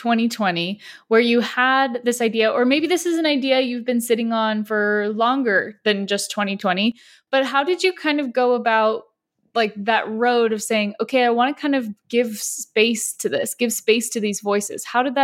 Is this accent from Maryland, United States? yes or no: no; San Diego, California, United States; I, on the flip side, grew up in the US my whole life. I grew up in San Diego, which is pretty progressive